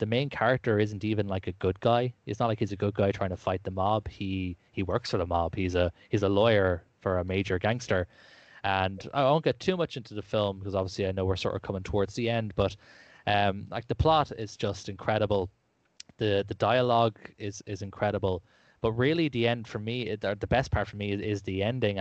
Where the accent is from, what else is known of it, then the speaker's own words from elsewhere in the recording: Ireland; as you can tell by my lyrical accent, I am from Ireland